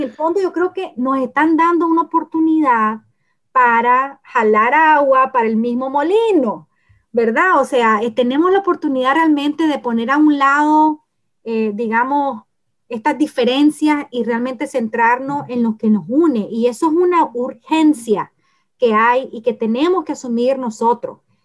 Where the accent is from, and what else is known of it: Nicaragua